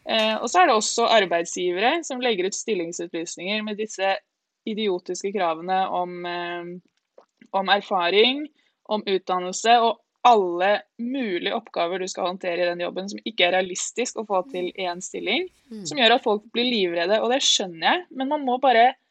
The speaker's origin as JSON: {"language": "Norwegian", "town": "Lillehammer", "region": "Innlandet", "country": "Norway", "tie": "born or raised there", "also_born_or_lived": "Ås, Akershus, Norway", "said": "oppvokst i Ås, og så flytta vi til Lillehammer da jeg begynte i fjerde klasse, så jeg på en måte litt ah. lillehamring også."}